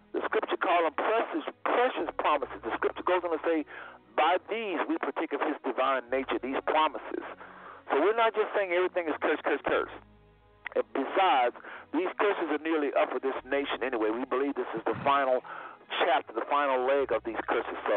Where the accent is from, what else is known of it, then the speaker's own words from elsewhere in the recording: United States; I was raised in America.